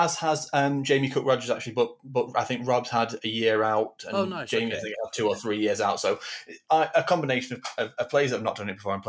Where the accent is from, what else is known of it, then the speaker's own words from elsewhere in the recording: Manchester, North West England, United Kingdom; I'm from Manchester, north of the UK.